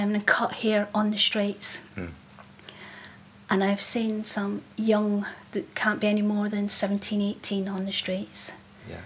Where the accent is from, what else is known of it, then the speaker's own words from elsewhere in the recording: Scotland, United Kingdom; accent: Scottish; I didn't realise how Scottish I was